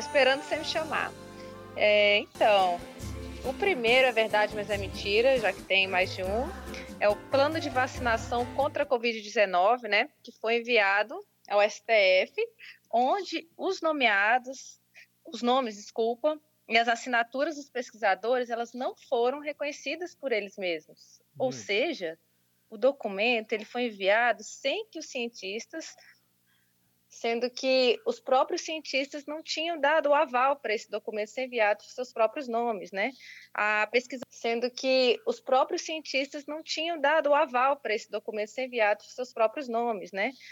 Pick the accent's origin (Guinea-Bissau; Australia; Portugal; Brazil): Brazil; enquanto brasileiros